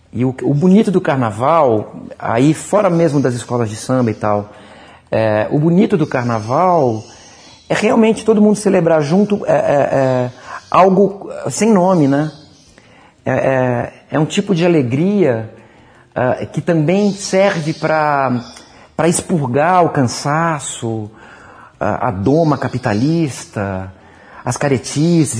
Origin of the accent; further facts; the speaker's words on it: São Paulo, Brazil; moved away as an adult; now in Rio de Janeiro, Brazil; Sou paulistano